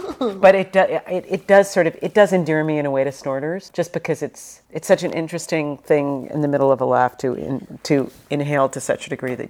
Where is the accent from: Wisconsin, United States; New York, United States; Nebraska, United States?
New York, United States; moved away; I'm from New York, hence the potty mouth. I'm from New York, but honestly, I've lived out here so long. I never give up my honorary New York existence status, but I've been out here for like 500 years.